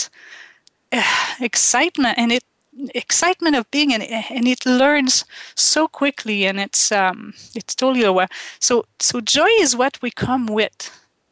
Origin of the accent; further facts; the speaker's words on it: Quebec, Canada; first language French; English is a second language; moved away; I grew up in Quebec in Canada and we speak French